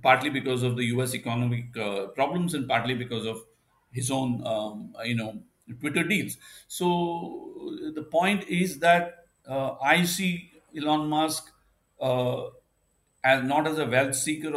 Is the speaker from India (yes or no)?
yes; India; as an Indian